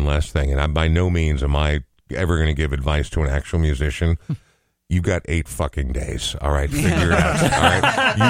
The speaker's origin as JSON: {"language": "English", "town": "Coon Rapids", "region": "Minnesota", "country": "United States", "tie": "born or raised there", "said": "Dude, growing up in Coon Rapids, dudes."}